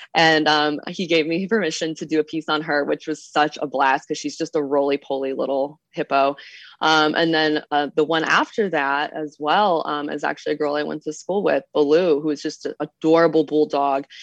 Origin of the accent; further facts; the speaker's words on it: Midwest, United States; moved away; also born or lived in Savannah, Georgia; I grew up in the Midwest